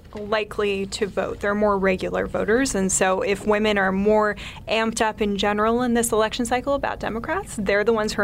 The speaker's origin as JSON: {"language": "English", "town": "San Diego", "region": "California", "country": "United States", "said": "I'm from San Diego."}